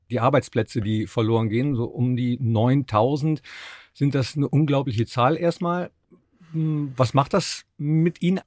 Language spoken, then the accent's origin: German; Mönchengladbach, North Rhine-Westphalia, Germany; moved away; also born or lived in Cologne / Munich / Berlin; ich komme ja aus Mönchengladbach